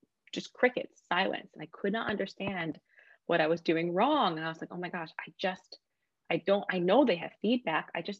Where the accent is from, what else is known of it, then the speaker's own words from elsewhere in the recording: United States; as an American